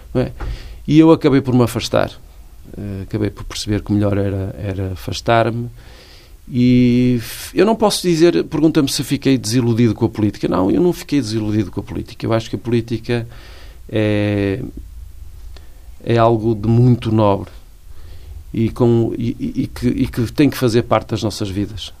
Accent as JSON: {"language": "Portuguese", "town": "Guimarães", "region": "Braga", "country": "Portugal", "tie": "born or raised there", "moved": "as an adult", "lives_now": "Braga, Portugal", "said": "Nasci em Guimarães, nasci no centro histórico, eh, cresci, eh, trabalhei, mas depois, por eh, questões que têm a ver com a minha vida pessoal e familiar, fui viver para Braga"}